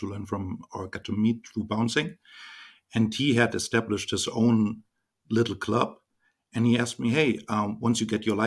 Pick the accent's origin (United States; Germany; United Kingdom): Germany; I was born and raised in Germany, 44 years old